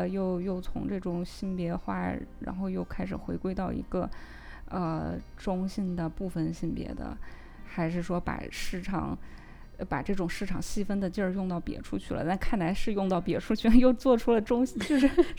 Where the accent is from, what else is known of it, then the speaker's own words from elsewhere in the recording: China; 咱们是出生在中国，生在中国，长在红旗下